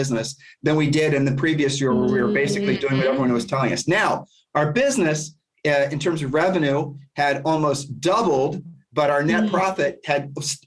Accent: Columbus, Ohio, United States; I'm from Columbus, Ohio.

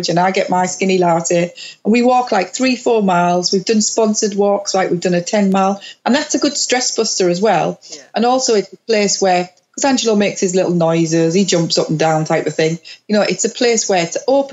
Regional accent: Middlesbrough, North East England, United Kingdom; moved away; my hometown in Middlesbrough

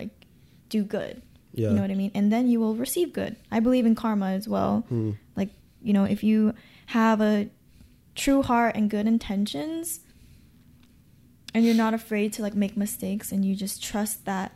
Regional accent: Gardena, California, United States; I'm from Gardena

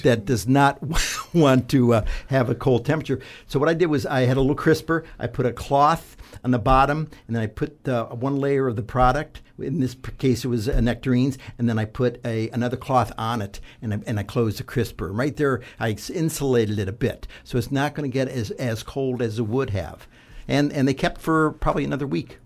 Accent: southeastern Ohio, United States; Growing up in Ohio, uh, southeastern part of Ohio, down by West Virginia and Kentucky

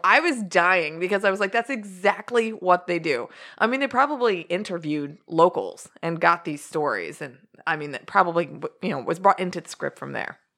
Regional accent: Doylestown, Pennsylvania, United States; moved away; we grew up in Doylestown, Pennsylvania with well water

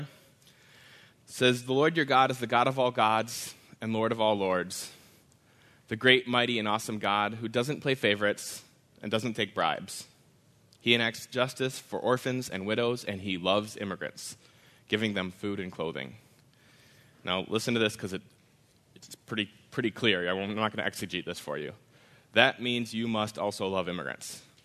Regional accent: Wisconsin, United States; I grew up in Wisconsin, in a part of Wisconsin

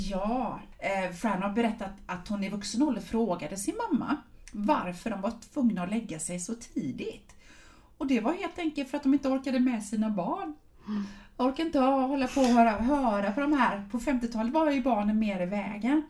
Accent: Sweden; som svensk

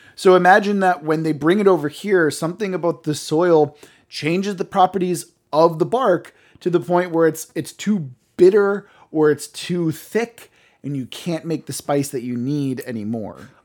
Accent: Cape Cod, Massachusetts, United States; I grew up on Cape Cod

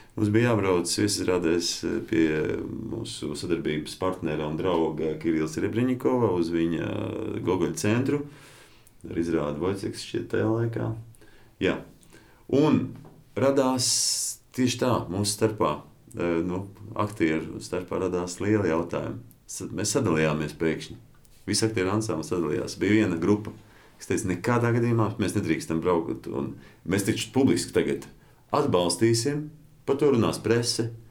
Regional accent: Latvia; mēs esam latvieši

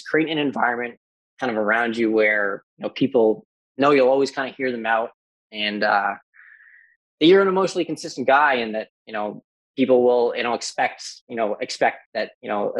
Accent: Newfoundland and Labrador, Canada; I'm from Newfoundland, so we don't get out much, and we haven't gotten off the island

